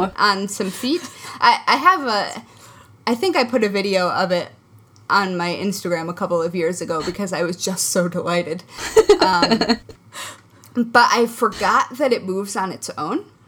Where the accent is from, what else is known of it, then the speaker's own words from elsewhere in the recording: Midwest, United States; now in New York, United States; I grew up in the Midwest.